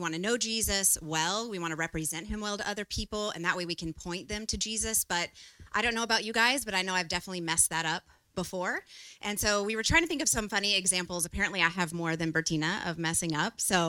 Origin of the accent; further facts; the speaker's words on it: Austin, Texas, United States; now in Taipei, Taiwan; I have been here for 2 years now in Taipei. I came from Austin, Texas, and so we've adjusted to the humidity